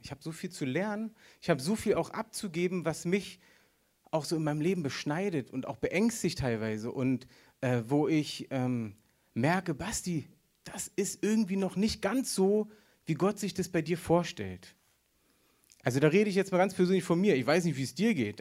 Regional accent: Berlin, Germany; Ja, ich bin Berliner. Für die, die es noch nicht wissen, ich bin Berliner

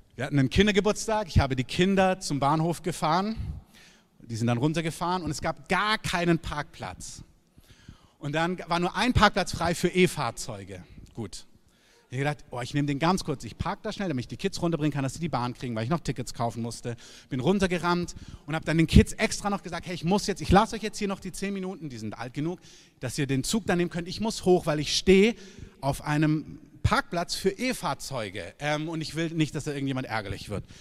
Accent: Southern Germany, Germany; now in Berlin, Germany; ich komme aus Süddeutschland

